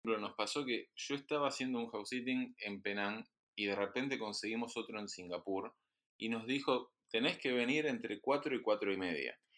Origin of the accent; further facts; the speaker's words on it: Argentina; moved away; quienes venimos de Argentina